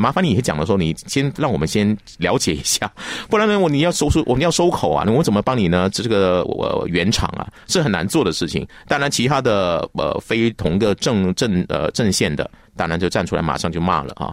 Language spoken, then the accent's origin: Chinese; Malaysia; 我们马来西亚人